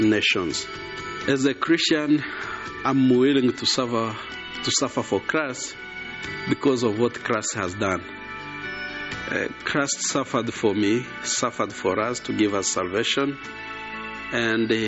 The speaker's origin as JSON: {"language": "English", "town": "Gisenyi", "region": "Western Province", "country": "Rwanda", "said": "I am from Rwanda, on the western part of the country, in a place called Gisenyi, which shares the border of the Congo."}